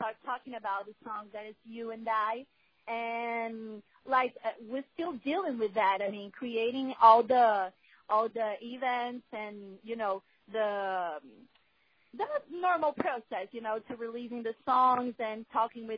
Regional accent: Brazil; first language Portuguese; English is a second language; I'm from Brazil

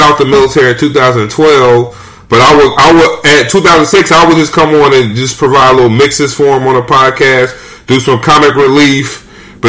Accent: California, United States; moved away as an adult; also born or lived in Los Angeles; now in Brooklyn, United States; I grew up in California

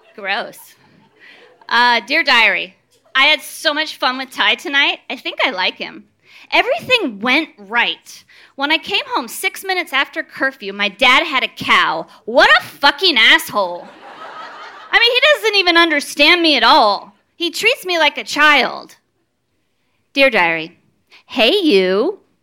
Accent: Danville, California, United States; I'm from Danville in Northern California, and I grew up uh, in a fairly strict Catholic home

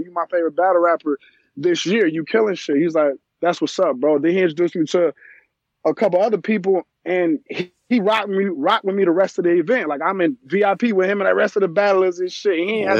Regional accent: Chicago, Illinois, United States; I'm from Chirac, bro.

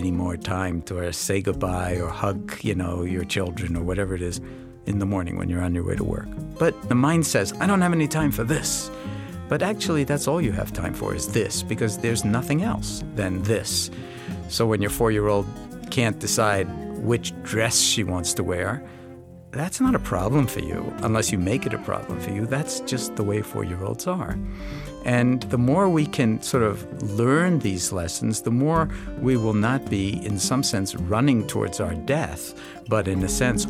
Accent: New York City, New York, United States; On the other hand, I grew up in New York City, in Washington Heights, in a very sort of diverse community in the late 40s and early to mid-50s.

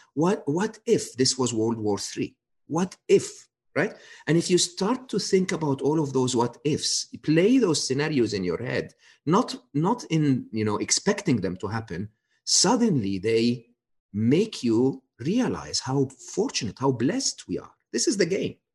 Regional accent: Egypt; moved away; I was born and raised in Egypt

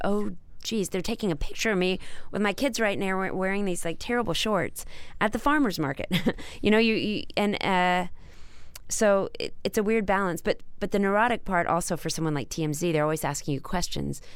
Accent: Dallas, Texas, United States; growing up in Dallas

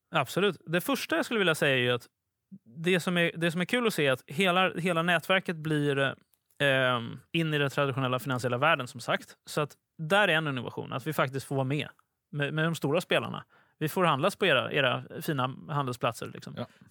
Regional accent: Sweden; som svensk

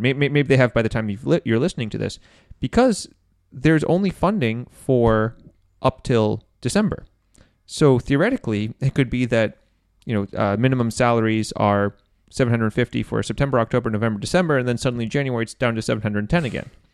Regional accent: Maine, United States; moved away; from my hometown

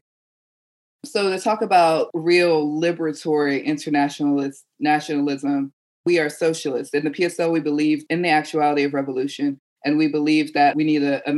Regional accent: Atlanta, Georgia, United States; I'm from Atlanta

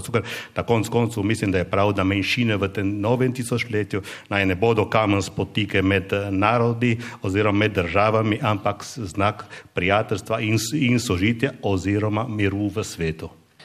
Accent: Gorizia, Friuli-Venezia Giulia, Italy; zamejski Slovenci, ki živimo v Gorici

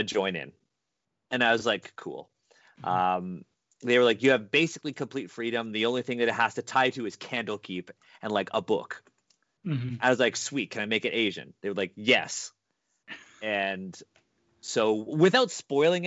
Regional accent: Canada; I was born in Canada.

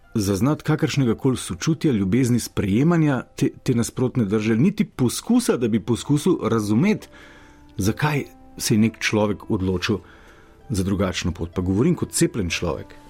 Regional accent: Slovenia

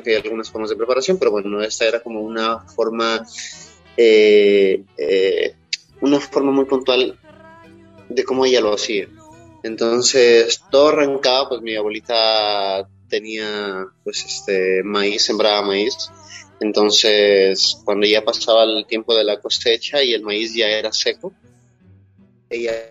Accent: Quilanga, Loja, Ecuador; Eh, como yo nací

